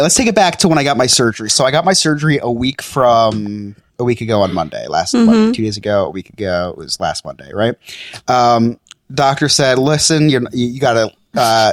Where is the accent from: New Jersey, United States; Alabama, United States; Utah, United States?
New Jersey, United States; I'm from New Jersey and not Florida